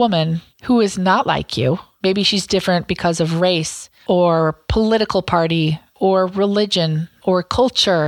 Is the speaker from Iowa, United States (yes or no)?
yes; Southwest Iowa, United States; I grew up in Southwest Iowa, where it was 99% white, 99% Christian, 99% Republican.